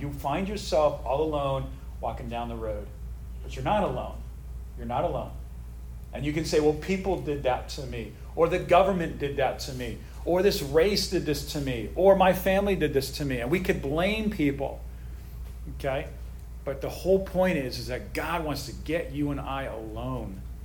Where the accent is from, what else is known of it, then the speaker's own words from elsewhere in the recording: United States; I'm an American patriot. I love the United States.